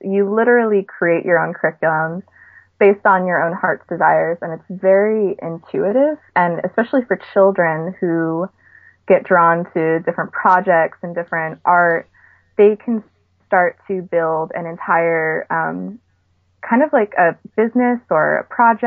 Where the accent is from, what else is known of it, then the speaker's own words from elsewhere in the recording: New York, United States; moved away; I was from New York